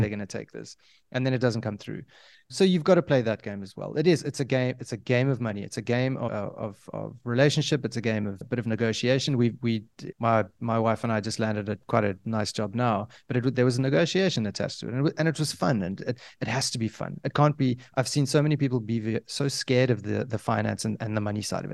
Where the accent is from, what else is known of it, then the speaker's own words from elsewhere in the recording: South Africa; I come from Africa, I consider myself an African